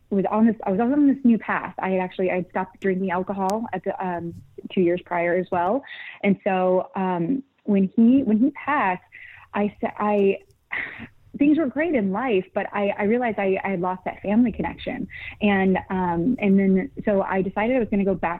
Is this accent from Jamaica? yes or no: no; Michigan, United States; moved away as an adult; now in California, United States; originally Michigan, Midwest raised